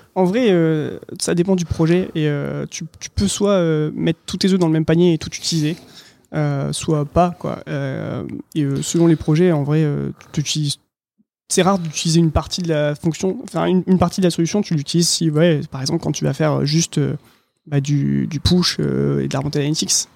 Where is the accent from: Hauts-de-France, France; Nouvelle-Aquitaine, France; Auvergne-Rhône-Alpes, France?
Hauts-de-France, France; Lille; now in Tours, France; je suis lillois